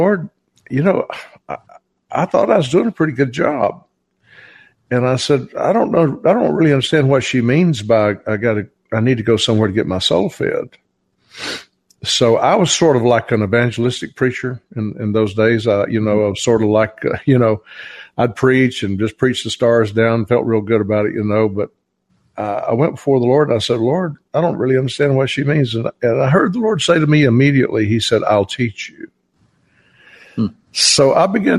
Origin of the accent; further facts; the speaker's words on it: Georgia, United States; I'm from Georgia.